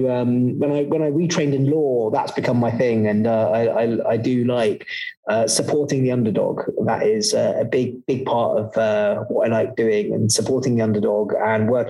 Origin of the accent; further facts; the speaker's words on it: London, United Kingdom; also born or lived in West Africa / East Africa; I, I, I, lived for a little while in West Africa, then East Africa, and then mainly in, in the UK, in West London.